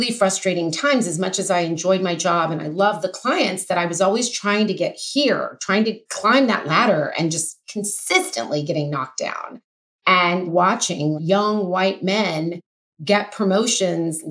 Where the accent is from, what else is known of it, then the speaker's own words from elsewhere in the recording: Oklahoma, United States; moved away as an adult; now in Los Angeles, United States; I grew up in Oklahoma, went to college there, moved